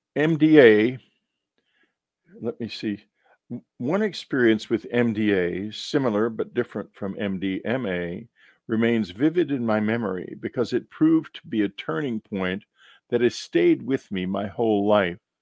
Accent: Texas, United States; When I was growing up in Texas

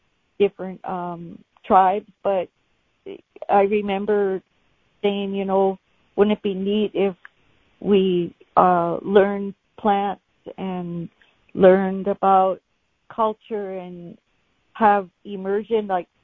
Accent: Brooklyn Park?, Minnesota, United States; I remember going to school in Bronze Valley, Minnesota

